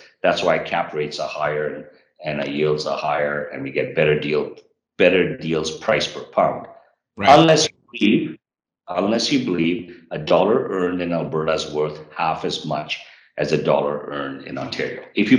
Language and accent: English; Japan; born there; So I was born in Japan.